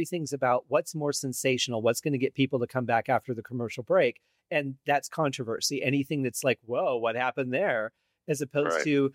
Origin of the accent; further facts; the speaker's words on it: just outside Detroit, Michigan, United States; moved away; I grew up just outside Detroit